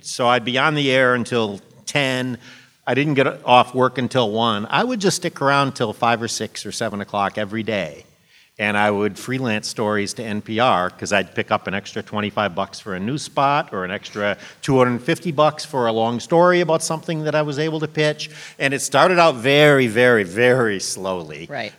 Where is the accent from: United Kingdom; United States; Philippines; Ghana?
United States; Monroe, Michigan; moved away as an adult; now in Washington, D.C., United States; my hometown in Monroe, Michigan